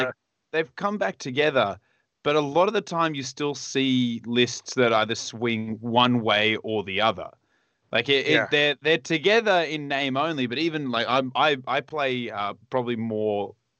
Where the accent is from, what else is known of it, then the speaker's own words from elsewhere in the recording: Australia; down there, we kind of are the butt of the world. Like, I mean, if you think about the world as a person, we're on the lower back area.